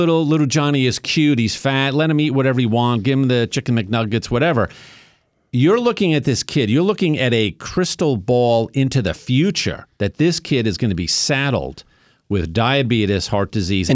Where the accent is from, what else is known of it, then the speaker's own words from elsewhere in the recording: New York, United States; I grew up in New York. I am of Italian-Sicilian background